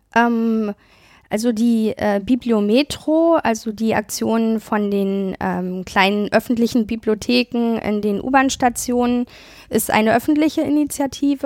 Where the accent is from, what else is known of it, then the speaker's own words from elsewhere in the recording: Germany; wir in Deutschland